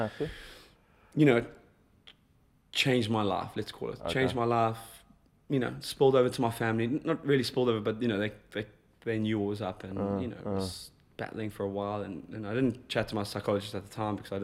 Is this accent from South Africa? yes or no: yes; South Africa; I'm South African